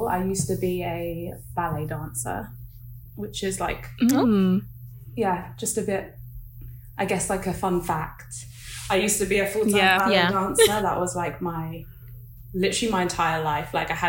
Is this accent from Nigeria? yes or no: yes; Nigeria; But with the waist beads, I'm Nigerian, and I haven't like always worn them